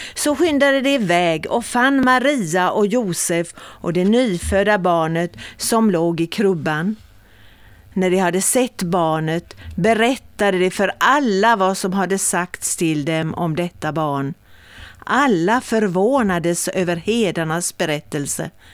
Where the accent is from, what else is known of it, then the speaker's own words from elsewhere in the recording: Mörlunda, Kalmar County, Sweden; vid Bokhara, vid Mörlunda, det är mina hemtrakter egentligen